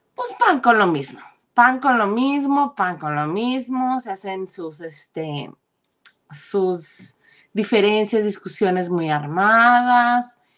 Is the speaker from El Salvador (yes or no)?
no; Mexico; los mexicanos